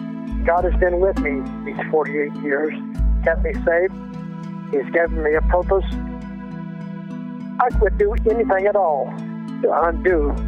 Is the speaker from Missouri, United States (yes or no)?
yes; Lee's Summit, Missouri, United States; From Lee Summit, Missouri.